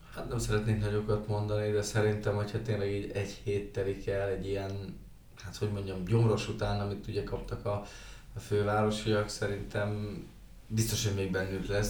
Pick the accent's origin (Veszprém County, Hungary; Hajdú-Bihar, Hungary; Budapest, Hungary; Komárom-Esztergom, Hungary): Hajdú-Bihar, Hungary; Debrecen; debreceniek vagyunk